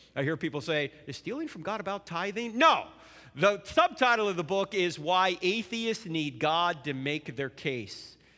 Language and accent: English; New Jersey, United States; moved away; I'm originally from New Jersey